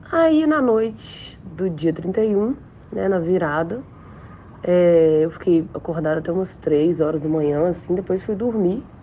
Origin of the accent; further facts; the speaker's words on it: Belo Horizonte, Minas Gerais, Brazil; eu sou de Belo Horizonte, Minas Gerais.